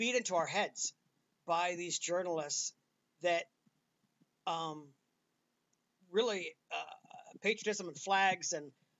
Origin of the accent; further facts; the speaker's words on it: United States; I'm an American